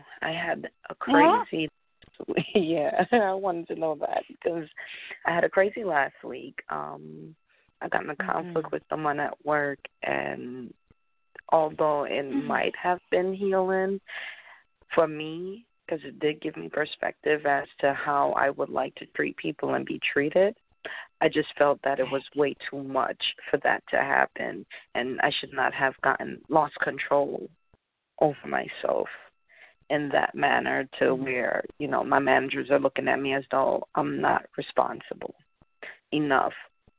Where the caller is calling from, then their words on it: Connecticut, United States; I'm calling in from Connecticut.